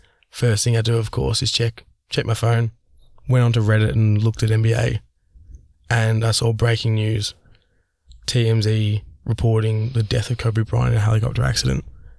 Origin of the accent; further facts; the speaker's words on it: Australia; especially as an Australian, we don't have TMZ over here.